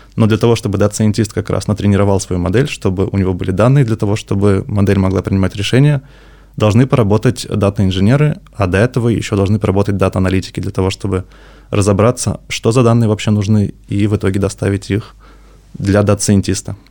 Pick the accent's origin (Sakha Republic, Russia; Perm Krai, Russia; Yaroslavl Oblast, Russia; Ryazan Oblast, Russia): Yaroslavl Oblast, Russia; Yaroslavl; moved away as an adult; also born or lived in Moscow; now in Saint Petersburg, Russia; Сам я из Ярославля, потом учился, работал в Москве, и вот недавно перебрался в Питер